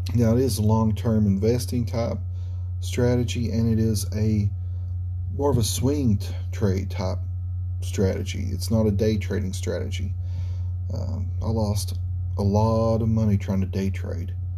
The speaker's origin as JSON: {"language": "English", "country": "United States", "said": "as an American, a red blood American"}